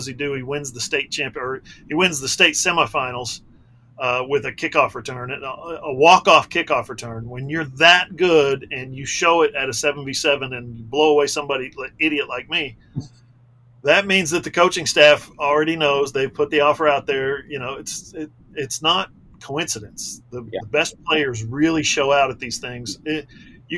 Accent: Broken Arrow, Oklahoma, United States; my hometown, Broken Arrow

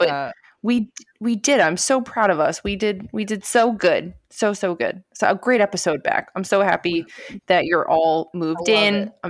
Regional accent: Brooklyn, New York, United States; And we are two prods from Brooklyn.

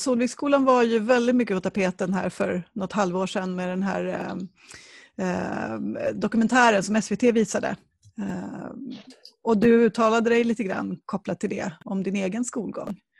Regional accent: Södertälje, Stockholm County, Sweden; är min hemstad

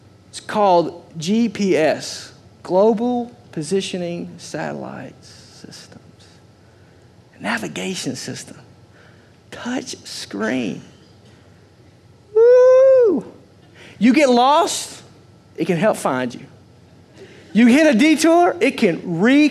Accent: Arkansas, United States; I'm from Arkansas

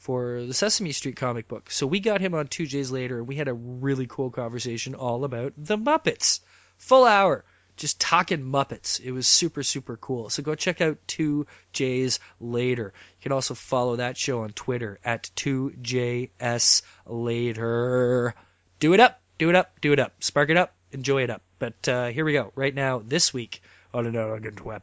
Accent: Mississauga, Ontario, Canada; growing up in Mississauga

